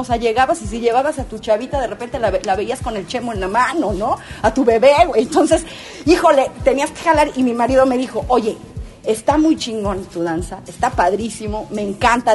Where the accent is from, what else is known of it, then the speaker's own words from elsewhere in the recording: Tehuacán, Puebla, Mexico; now in San Andrés Cholula, Mexico; Tehuacán, que es mi pueblo natal, Puebla